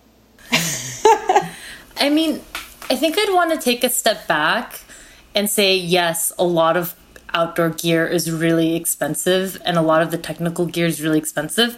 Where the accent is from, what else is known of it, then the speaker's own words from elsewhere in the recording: California, United States; also born or lived in Korea; my family immigrated from Korea to the United States when I was four and a half. And I grew up in California